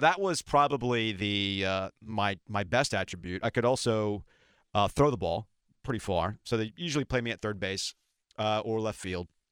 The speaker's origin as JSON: {"language": "English", "town": "Boca Raton", "region": "Florida", "country": "United States", "tie": "born or raised there", "moved": "yes", "said": "I grew up in Boca Raton, Florida"}